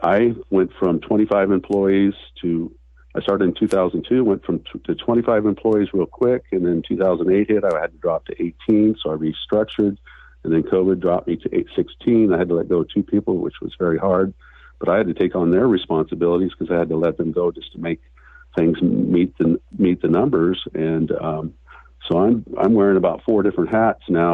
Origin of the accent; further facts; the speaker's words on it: Newport, Oregon, United States; I was born and raised in Newport, Oregon. I'm a local kid